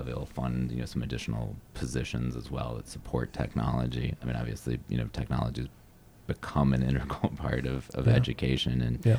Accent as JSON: {"language": "English", "town": "Minneapolis", "region": "Minnesota", "country": "United States", "tie": "born or raised there", "lives_now": "Northfield, United States", "said": "I grew up in Minneapolis, went to Washburn High School"}